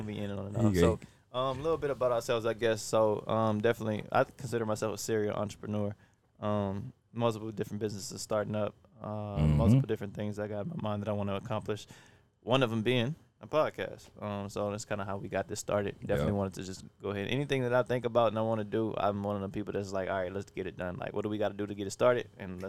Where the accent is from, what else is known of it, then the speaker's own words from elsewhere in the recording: Baton Rouge, Louisiana, United States; now in New Orleans, United States; I'm from Baton Rouge.